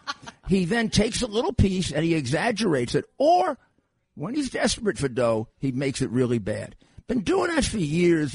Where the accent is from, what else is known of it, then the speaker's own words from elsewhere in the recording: New York, United States; I'm from New York